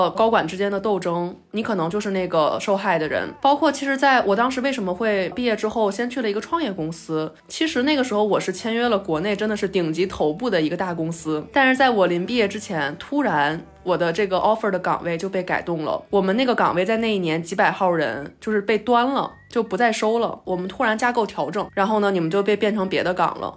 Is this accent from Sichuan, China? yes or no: no; Beijing, China; 我作为一个北京人